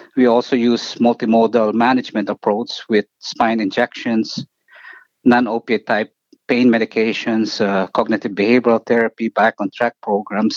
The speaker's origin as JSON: {"language": "English", "country": "Philippines", "tie": "born or raised there", "also_born_or_lived": "New York, United States", "moved": "as an adult", "lives_now": "Cleveland, United States", "said": "I grew up in, uh, in the Philippines and I actually finished medical school there"}